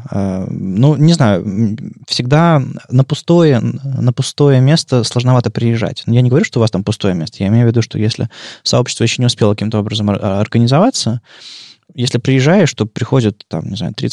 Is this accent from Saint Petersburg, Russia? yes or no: no; Krasnoyarsk, Krasnoyarsk Krai, Russia; мы из Красноярска. Это такой город в центре России